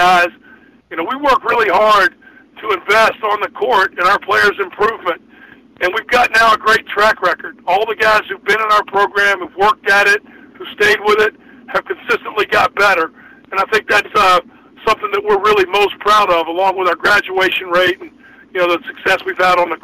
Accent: East Coast, United States; moved away as an adult; also born or lived in Georgia; now in California, United States; I've lived in Georgia, and I grew up on the East Coast

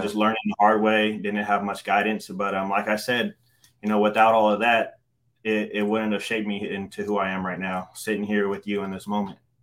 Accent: Stockton, California, United States; I grew up in Stockton, California

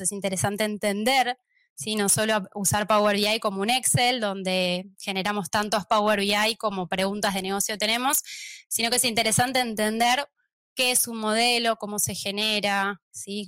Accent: Argentina; accent: Argentine; moved away as an adult; now in Barcelona, Spain; van a notar por mi acento que soy argentina

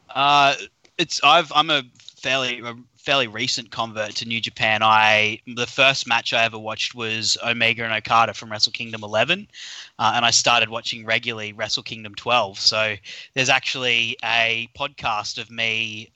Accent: Australia; accent: Australian; by my accent, I'm I'm an Aussie

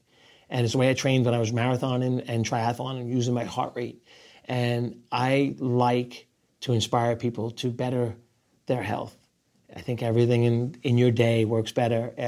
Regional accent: New York, United States; also born or lived in Rockaway Beach, Queens, New York; I'm still a New Yorker

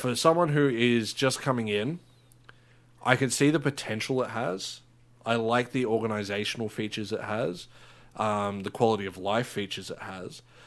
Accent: Australia; we're Australian

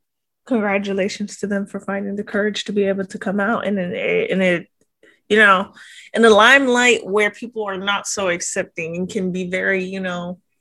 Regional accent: Philippines; Like, I'm Filipino, we put fish sauce in everything.

